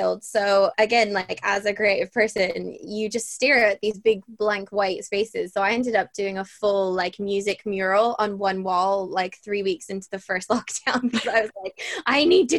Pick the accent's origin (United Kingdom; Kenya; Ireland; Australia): Ireland; Bray, Leinster; accent: Irish; So I am Irish. I have the weirdest accent, so anyone listening will probably be very confused, but I've moved around a lot, so I don't always sound Irish. But I grew up in Bray, and I joined Bray Junior Musical Society